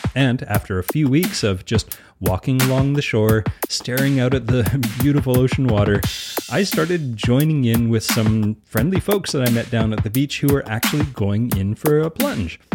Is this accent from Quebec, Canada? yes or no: no; Edmonton, Alberta, Canada; I grew up playing outside in Edmonton, Alberta all year round